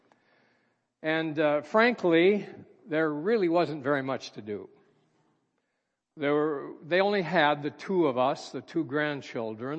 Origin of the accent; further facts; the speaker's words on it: Minneapolis, Minnesota, United States; I was born and raised in Minneapolis, Minnesota